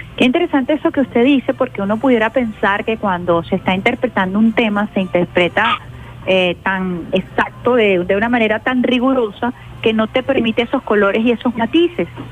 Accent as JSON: {"language": "Spanish", "country": "Venezuela", "said": "como venezolana"}